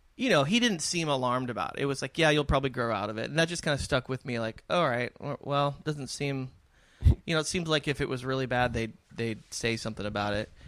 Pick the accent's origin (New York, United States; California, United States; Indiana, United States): California, United States; San Diego; I grew up in San Diego in this beautiful area